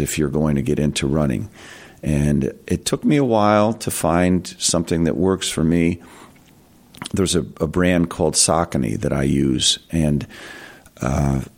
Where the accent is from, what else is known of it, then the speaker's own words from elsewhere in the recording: Voorheesville, New York, United States; I grew up in Voorheesville